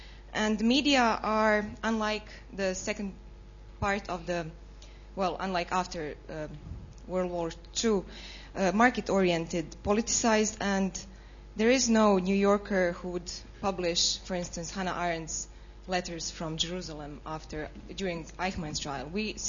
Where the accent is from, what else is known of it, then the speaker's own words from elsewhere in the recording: Croatia; moved away as an adult; I come from Croatia, where I used to work as a journalist investigating war crimes. Now I'm a student here.